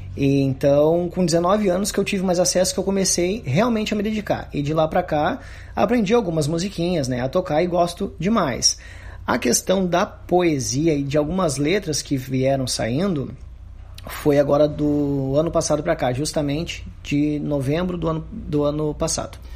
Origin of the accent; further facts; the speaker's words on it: Santo Antônio da Patrulha, Rio Grande do Sul, Brazil; also born or lived in Osório; eu nasci na cidade de Osório, mas foi só o nascimento mesmo. E me criei na nossa comunidade do Morro Grande, que é aqui distrito de Santo Antônio da Patrulha